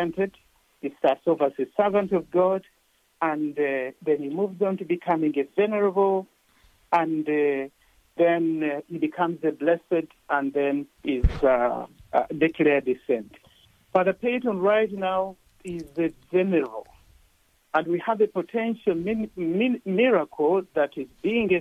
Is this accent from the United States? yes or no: no; Jinja, Eastern Region, Uganda; moved away; I was born in Uganda in a small town of Jinja